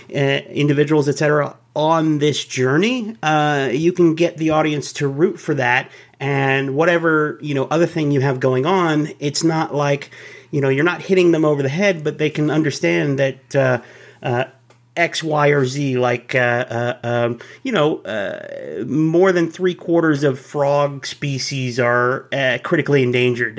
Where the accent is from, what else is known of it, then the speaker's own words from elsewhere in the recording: Dallas, Texas, United States; I was born in Dallas